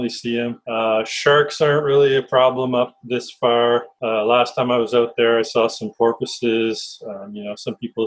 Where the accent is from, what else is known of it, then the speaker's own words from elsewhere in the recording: Leamington, Ontario, Canada; moved away as an adult; now in Vancouver, Canada; I grew up in a town called Leamington, Ontario.